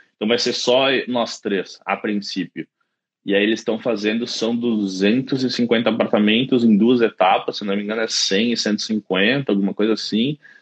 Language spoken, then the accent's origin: Portuguese; Caxias do Sul, Rio Grande do Sul, Brazil; moved away as an adult; also born or lived in London, United Kingdom; now in Dublin, Ireland; eu sou de Caxias do Sul, na Serra Gaúcha.